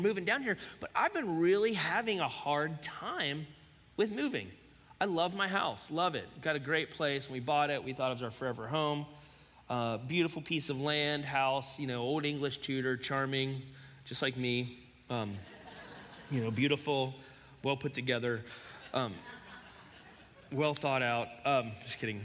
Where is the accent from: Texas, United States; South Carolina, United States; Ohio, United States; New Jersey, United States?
Ohio, United States; Cincinnati; also born or lived in Florence, Kentucky; we're from Cincinnati